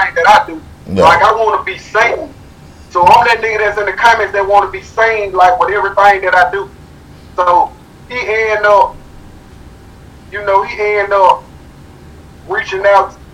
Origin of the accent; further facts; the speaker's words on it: Birmingham, Alabama, United States; I'm from Birmingham. I'm from the 205